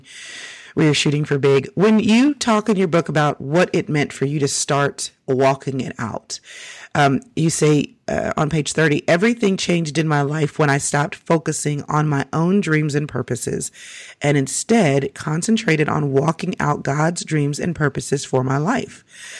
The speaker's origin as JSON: {"language": "English", "region": "Texas", "country": "United States", "said": "And I'm so from Texas, so we just take that to a whole other level."}